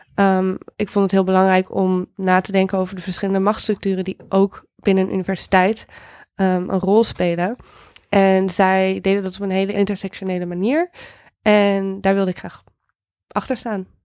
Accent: Houten, Utrecht, Netherlands; moved away as an adult; also born or lived in California; Ik ben opgegroeid in Houten. Dat ligt net naast Utrecht.

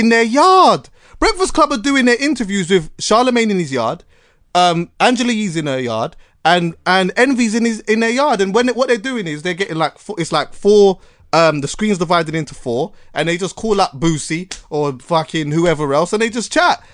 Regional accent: Jamaica; as a Jamaican

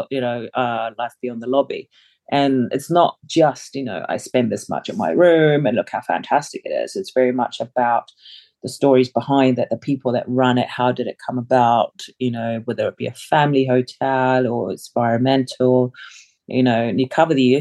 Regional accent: Wellington, New Zealand; English is a second language; also born or lived in Samoa; now in London, United Kingdom; I grew up in New Zealand. I've lived in London longer than I have lived in New Zealand now, coming to 25 years.

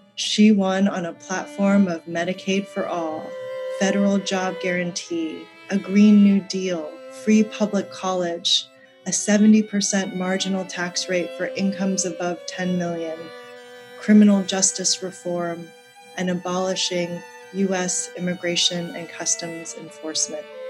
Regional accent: Colorado, United States; When I was a kid growing up in Colorado

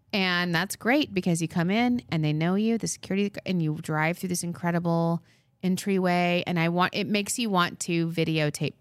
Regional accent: Long Island, New York, United States; We're from Long Island

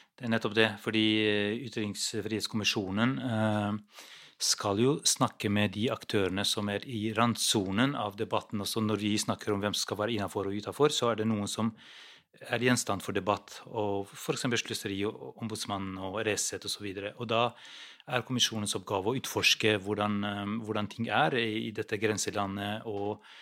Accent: Kosovo; now in Norway; Jeg kommer selv fra Kosovo

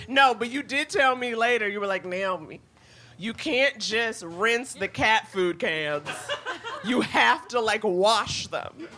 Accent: New York, United States; I grew up in New York.

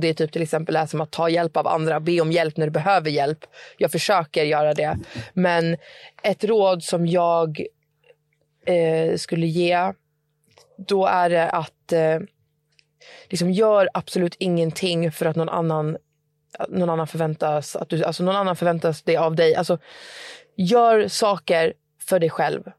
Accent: Stockholm, Stockholm County, Sweden; moved away as an adult; now in Södertälje, Sweden; Jag är från Stockholm men jag flyttade till Södertälje.

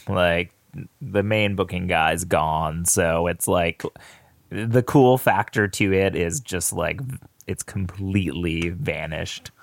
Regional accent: Danville, Virginia, United States; I grew up in Danville, Virginia

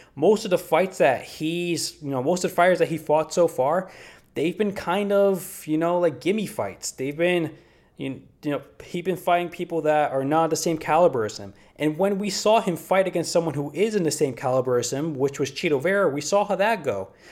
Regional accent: United States; I am American

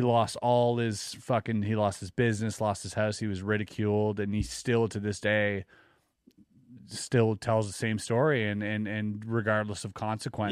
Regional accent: Quebec, Canada; growing up in Quebec

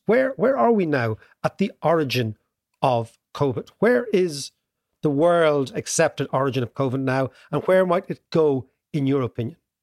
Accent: Ireland; as an Irish kid at the time, young kid

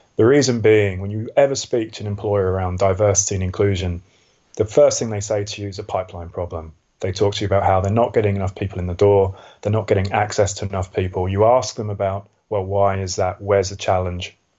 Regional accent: London, United Kingdom; also born or lived in Switzerland; I was born in southeast London in Lewisham. Um, I went to a really, really quite poor secondary school

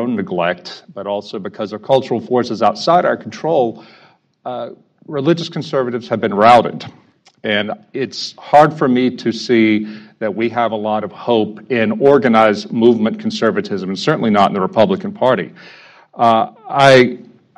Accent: the Bayou, Louisiana, United States; I'm up from the Bayou today for this event

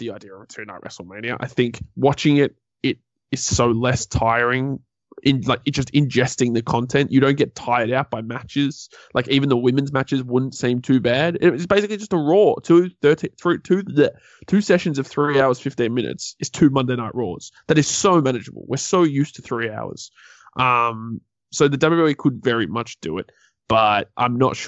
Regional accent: Australia; we're Australian

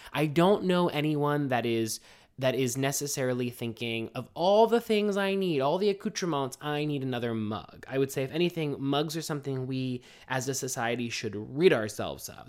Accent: Pittsburgh, Pennsylvania, United States; my hometown of Pittsburgh

